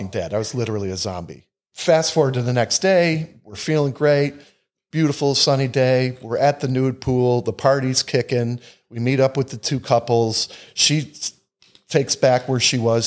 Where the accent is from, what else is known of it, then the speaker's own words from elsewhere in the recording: Northeast, United States; We're from the Northeast